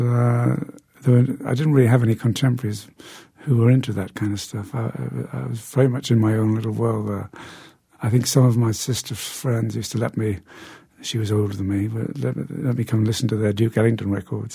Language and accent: English; Newcastle upon Tyne, North East England, United Kingdom; my hometown of Newcastle in the uh, north of England.